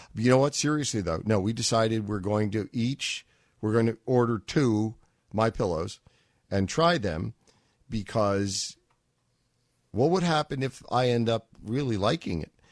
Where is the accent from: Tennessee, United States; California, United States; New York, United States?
New York, United States; New York City; When I was a twenty-year-old growing up in Manhattan